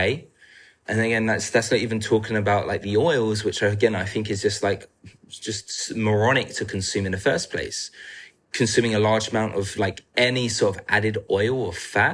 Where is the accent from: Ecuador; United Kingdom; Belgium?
United Kingdom; England; I'm from England